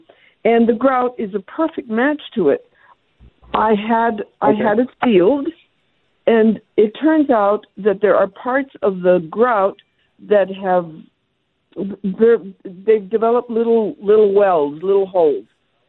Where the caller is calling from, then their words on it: Tucson, Arizona, United States; I'm calling from Tucson